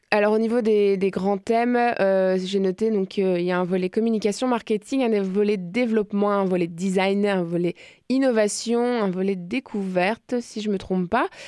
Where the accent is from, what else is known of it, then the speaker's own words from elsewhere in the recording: Magdalen Islands, Quebec, Canada; Je viens des de la Madeleine.